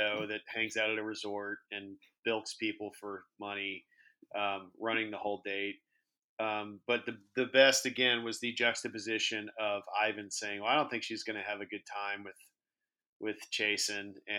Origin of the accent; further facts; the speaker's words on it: Houston, Texas, United States; I grew up in Houston